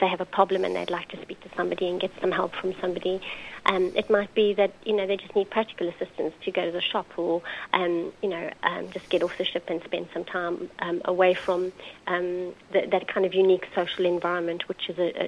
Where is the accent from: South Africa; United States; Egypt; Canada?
South Africa; Johannesburg, Gauteng; moved away as an adult; now in United Kingdom; I grew up in South Africa, in Johannesburg